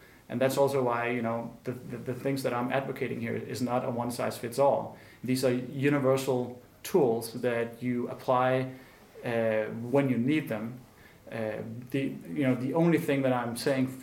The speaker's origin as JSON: {"language": "English", "town": "Copenhagen", "region": "Capital Region of Denmark", "country": "Denmark", "said": "I come from Denmark and Copenhagen, where we have a sort of huge faith and appreciation of the state"}